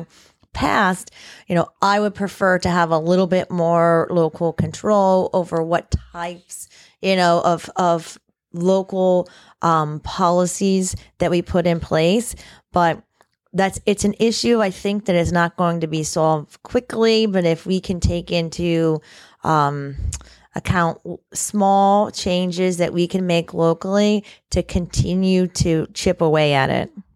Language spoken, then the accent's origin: English; Indiantown, Florida, United States; I grew up in Indian Town, Florida, which is the far, farthest west that you can get probably in Martin County